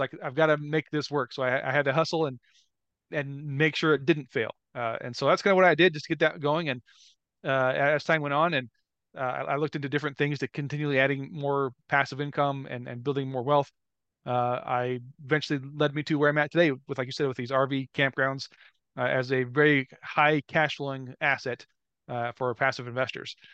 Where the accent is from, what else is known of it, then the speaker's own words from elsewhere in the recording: Omaha, Nebraska, United States; I grew up around Omaha, Nebraska.